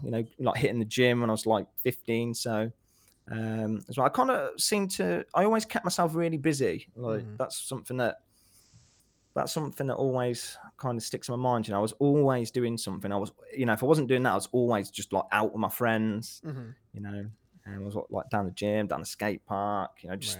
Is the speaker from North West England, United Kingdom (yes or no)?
no; Nuneaton, West Midlands, United Kingdom; Nuneaton, yeah.